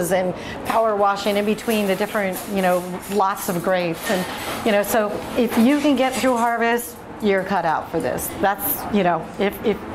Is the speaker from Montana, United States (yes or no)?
no; McMinnville, Oregon, United States; I was born in McMinnville